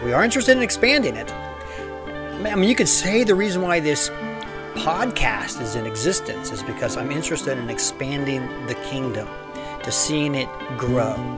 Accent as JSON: {"language": "English", "country": "United States", "tie": "born or raised there", "said": "Now, I live in the United States and I was born in the United States, so that's make me a citizen of the United States of America"}